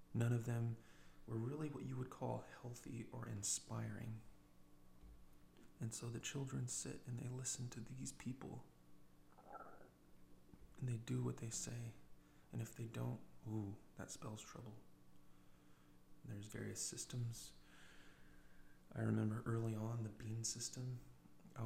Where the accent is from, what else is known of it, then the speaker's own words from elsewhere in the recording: United States; an American with 40 years of skin in the game, living the American fantasy